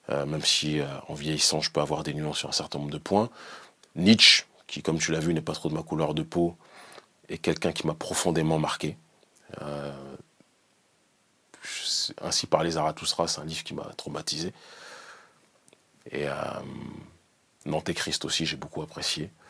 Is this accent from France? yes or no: no; Benin; Moi, je suis issu du Bénin.